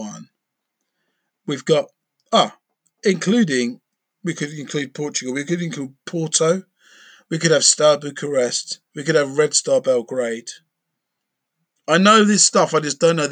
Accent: United Kingdom; I'm British, right? I'm British and I support Norwich.

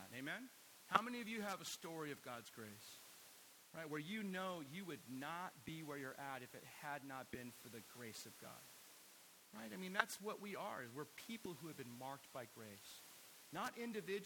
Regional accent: United States; we have as Americans in American culture

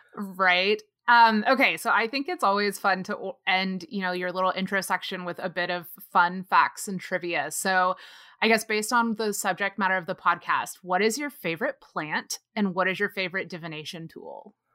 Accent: North Texas, United States; moved away as an adult; also born or lived in Austin, Texas; now in Los Angeles, United States; I live in Los Angeles now, but I grew up in North Texas with Nick in this tiny little town of less than seven thousand people

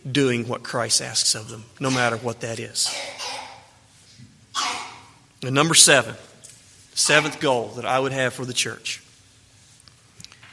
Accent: Mississippi, United States; a young man growing up in Mississippi

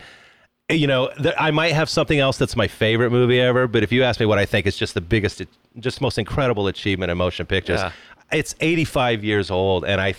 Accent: Kansas, United States; moved away; I'm from Kansas, man.

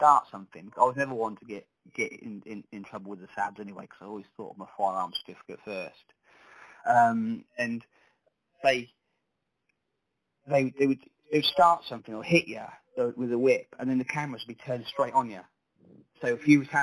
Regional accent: Sandringham, East of England, United Kingdom; I come from Sandringham originally, where it's where I was sort of born and bred.

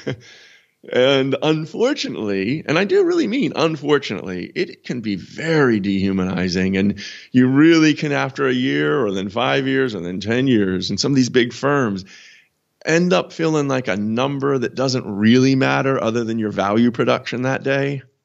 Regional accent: United States; now in London, United Kingdom; I'm an American.

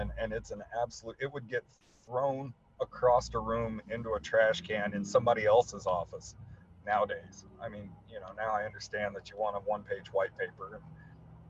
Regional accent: Colorado, United States; I'm from Colorado

